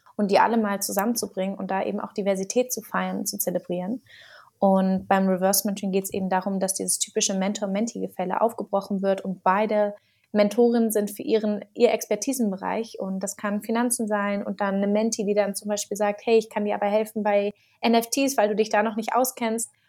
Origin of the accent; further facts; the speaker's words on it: Berlin, Germany; ich bin gebürtige Berlinerin, muss man dazu sagen. Das ist ja heutzutage eine Seltenheit ähm, und bin auch in Mitte groß geworden